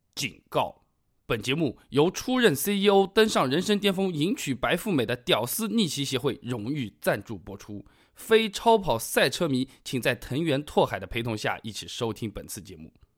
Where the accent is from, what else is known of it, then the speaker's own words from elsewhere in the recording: China; 我们中国人大多数也比较讨厌日本人